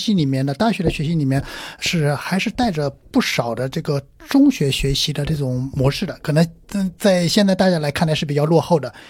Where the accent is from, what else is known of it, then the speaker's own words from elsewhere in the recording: Jiangsu, China; 呃，我是我是江苏人。